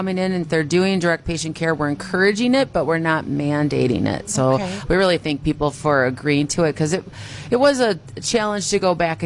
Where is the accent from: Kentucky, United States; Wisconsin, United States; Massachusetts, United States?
Wisconsin, United States; Randolph; this was home for me growing up in Randolph